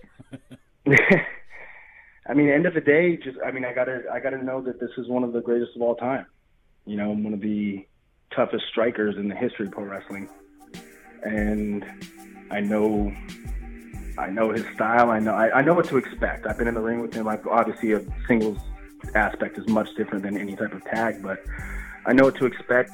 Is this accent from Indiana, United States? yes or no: no; Nevada, United States; I'm from I mean I'm from Nevada. You know, I'm from I'm from the middle of nowhere, uh, real small town